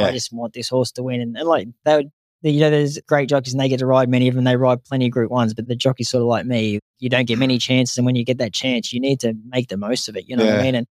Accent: Canberra, Australian Capital Territory, Australia; moved away; also born or lived in Sydney / Brisbane; We're from Canberra

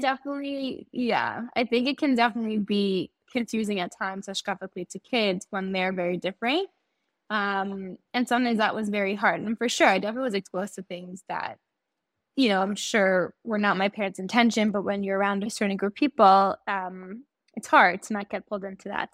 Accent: Great Neck, New York, United States; moved away as an adult; also born or lived in West Hempstead, New York; now in Israel; So I originally grew up in Great Neck in New York. And when I was in high school, my family moved to West Hempstead. And I lived there until I made Aliyah

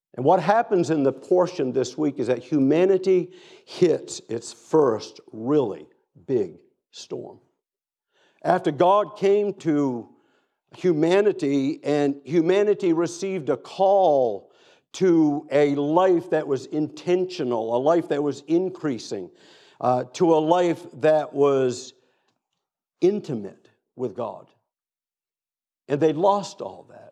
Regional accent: Down East Maine, United States; moved away; also born or lived in Boston area / Tennessee / Atlanta; I grew up in Down East Maine

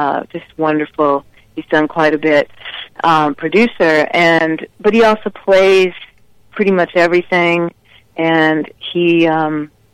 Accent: Minneapolis, Minnesota, United States; I'm from Minneapolis, he's from Minneapolis

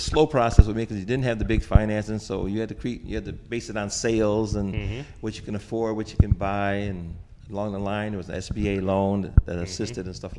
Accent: Rochester, United States; In Rochester.

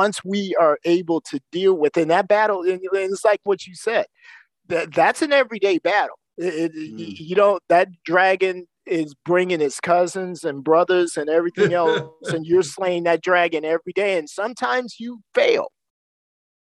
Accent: Waukegan, Illinois, United States; moved away as an adult; also born or lived in Louisiana / District of Columbia; now in Wisconsin, United States; I grew up in Waukegan. So then I'm close enough to Chicago

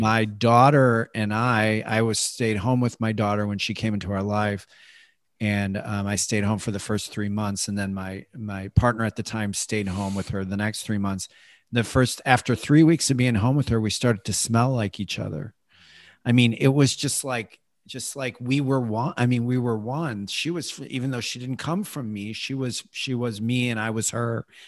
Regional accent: Chicago, Illinois, United States; moved away as an adult; also born or lived in Iowa / California; I grew up in Chicago

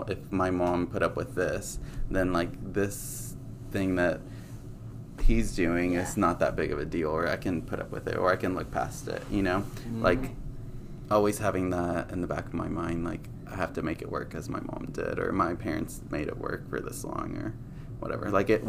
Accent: Mexico; born there; like, my background, like, I was born in Mexico, so my parents raised me with those

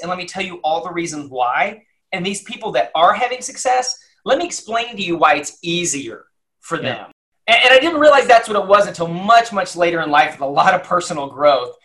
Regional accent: Lubbock, Texas, United States; now in Dallas, United States; I grew up in Lubbock, Texas, and in, in West Texas

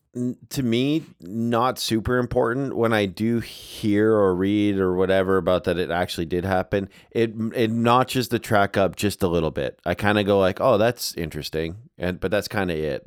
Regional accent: Canada; moved away

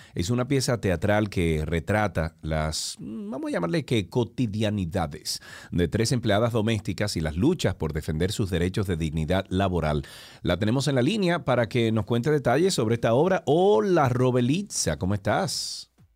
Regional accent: Dominican Republic; somos todos dominicanos

